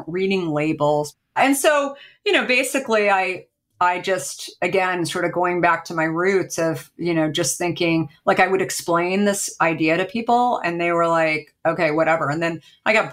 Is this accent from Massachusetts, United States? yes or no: no; Arizona, United States; now in Marin County, United States; I grew up in Arizona.